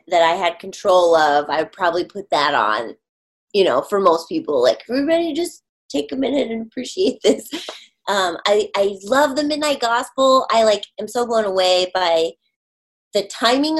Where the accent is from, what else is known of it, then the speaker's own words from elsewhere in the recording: Michigan, United States; moved away; I grew up in Michigan a lot of my youth